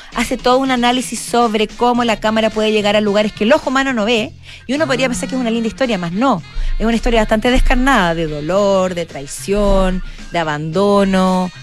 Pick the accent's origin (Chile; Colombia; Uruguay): Chile; como chileno